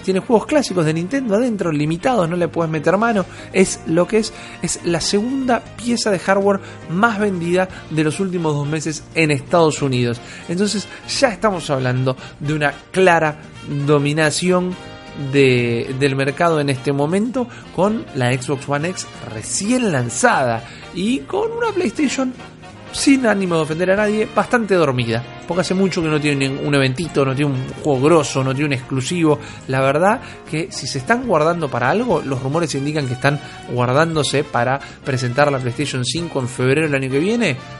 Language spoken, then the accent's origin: Spanish; Buenos Aires, Argentina; soy un pichi de Villurquiza